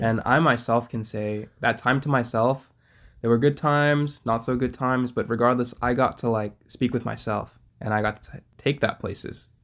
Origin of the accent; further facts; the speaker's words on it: Iowa, United States; I was born in Iowa